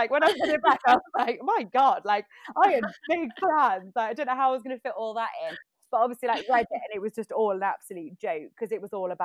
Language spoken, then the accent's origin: English; Staffordshire, West Midlands, United Kingdom; moved away as an adult; also born or lived in London; I kind of moved back to stay with my parents back where I grew up in Staffordshire.